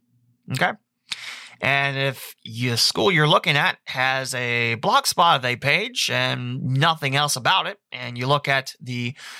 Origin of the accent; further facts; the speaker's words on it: Texas, United States; I called and talked to a coach there because I'm from Texas. I play at Trinity High School, which is a big powerhouse in Texas.